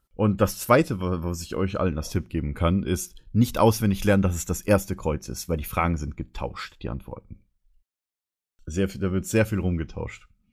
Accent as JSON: {"language": "German", "town": "Karlsfeld", "region": "Bavaria", "country": "Germany", "tie": "born or raised there", "said": "mein Heimatdorf heißt ja Karlsfeld"}